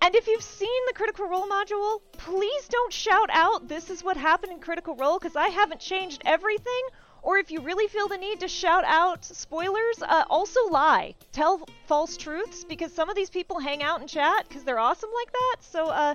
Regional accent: the South, United States; accent: southern; my own southern accent

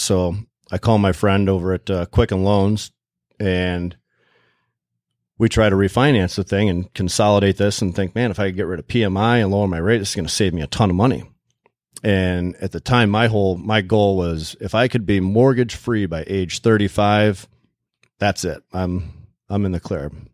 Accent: Plymouth, Michigan, United States; also born or lived in Canton, Michigan / Kalamazoo, Michigan; I grew up in Plymouth, and we were living in Canton at the time

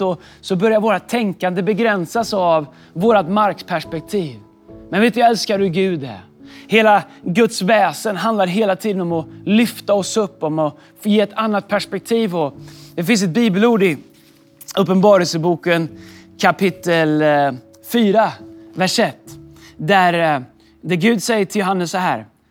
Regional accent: Sweden; also born or lived in Stockholm; Nu har jag varit hemma i Sverige

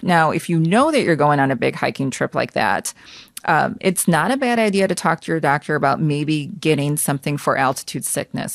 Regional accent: United States; I was born and raised in the United States

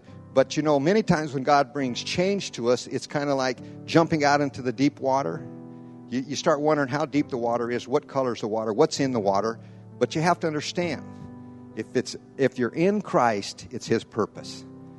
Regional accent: Brazil; I was raised in Brazil. I've been down there over 50-some years. That's my life. That's where I've raised.

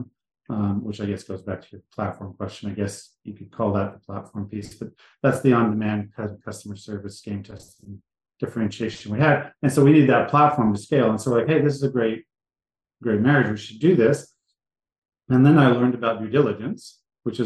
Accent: Jasper, Texas, United States; moved away as an adult; I lived in the back country of Texas growing up, a little city called Jasper, Texas, 7,000 people

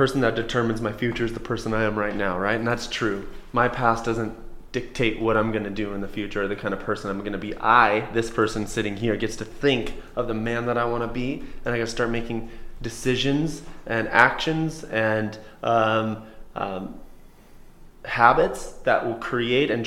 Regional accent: Coeur d'Alene, Idaho, United States; also born or lived in Seattle / Spokane; I grew up in Coeur d'Alene, moved around to Seattle, Spokane, stuff like that with my mom and dad

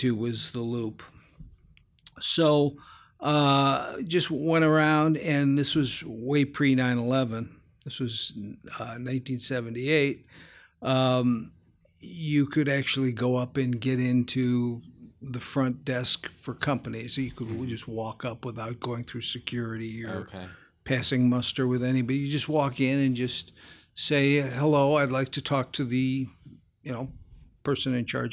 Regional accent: Park Forest, Illinois, United States; I grew up out in Park Forest, which is about a suburb about 30 miles straight south

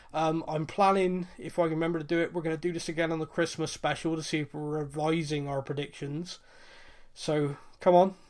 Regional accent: Bristol, South West England, United Kingdom; I'm from Bristol. I don't talk properly.

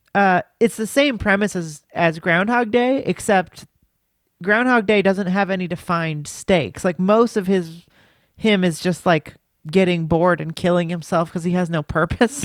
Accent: United States; I'm an American

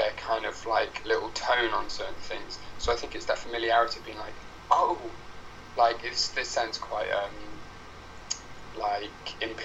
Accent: Wales, United Kingdom; I'm from Wales

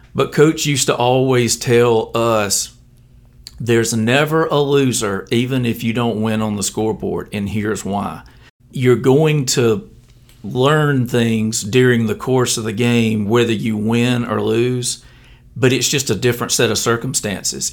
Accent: Elba, Alabama, United States; I grew up in Elba

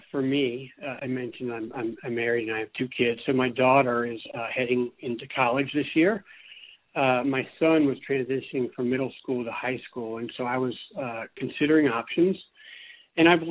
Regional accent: coastal Virginia, United States; moved away as an adult; also born or lived in Charleston, South Carolina; now in Bozeman, United States; I'm originally from the East Coast. I am from Virginia, coastal Virginia. And I was there through college

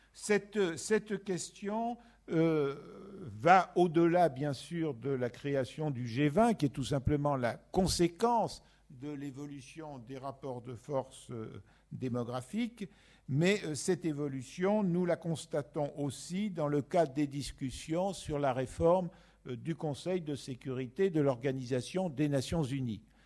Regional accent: France; en tant que Français

